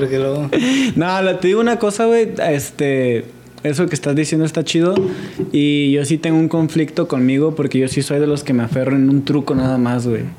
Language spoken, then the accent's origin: Spanish; Mexico; Como mexicanos